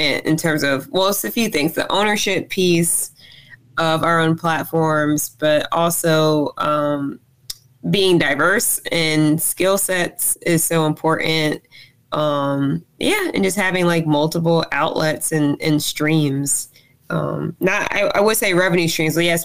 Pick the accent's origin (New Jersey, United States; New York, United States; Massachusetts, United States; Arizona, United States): New Jersey, United States; Robbinsville; also born or lived in Trenton, New Jersey / Alabama; I was born and raised in New Jersey, but Alabama is definitely home to me, or is home to me.